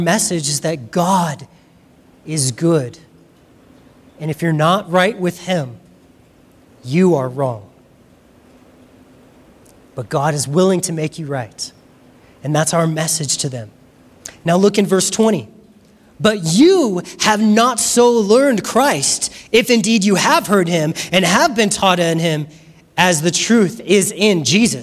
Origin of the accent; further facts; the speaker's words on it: United States; We're American